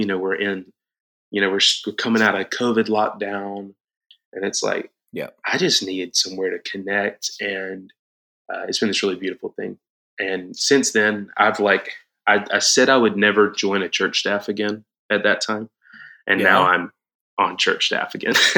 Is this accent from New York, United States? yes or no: no; Moultrie, Georgia, United States; moved away as an adult; now in Atlanta, United States; I grew up in church in South Georgia, like almost Florida, okay. tiny little town called Moultrie